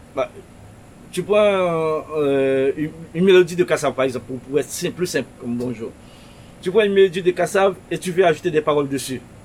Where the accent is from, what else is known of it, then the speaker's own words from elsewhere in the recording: Pétion-Ville, Ouest, Haiti; À Pétionville, là où je suis né, Pétionville, là où je suis né en Haïti